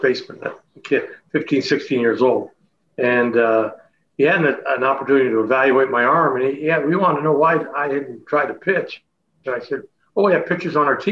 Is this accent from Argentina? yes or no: no; Chatham, Ontario, Canada; moved away as an adult; my hometown, Chatham